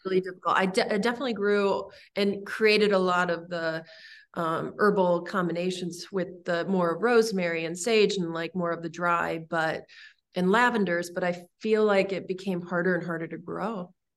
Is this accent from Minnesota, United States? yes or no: no; Santa Monica, California, United States; moved away as an adult; also born or lived in Los Angeles; now in Michigan, United States; I was born in Santa Monica